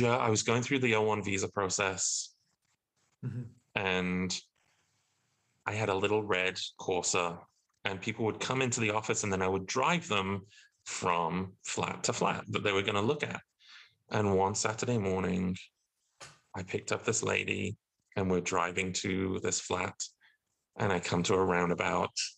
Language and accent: English; Alton Towers area, West Midlands, United Kingdom; moved away as an adult; also born or lived in London; I went to Alton Towers in my hometown